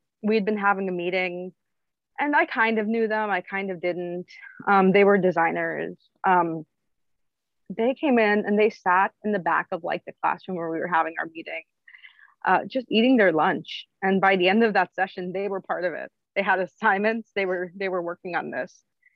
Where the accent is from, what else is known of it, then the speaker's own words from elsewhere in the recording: New York, United States; also born or lived in Bay Area; I grew up in New York. I missed it. And I moved back.